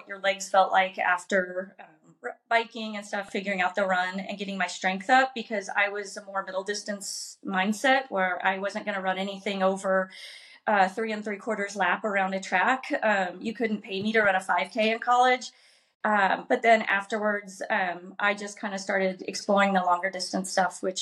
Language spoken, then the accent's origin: English; southern Illinois, United States; born or raised there